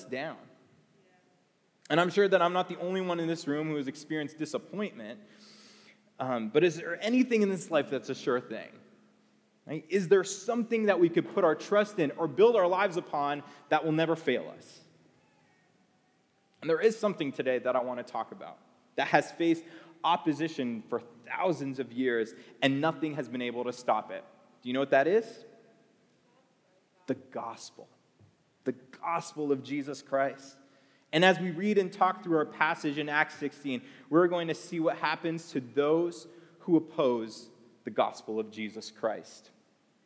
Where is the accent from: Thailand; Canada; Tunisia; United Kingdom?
Canada; moved away; I grew up in Canada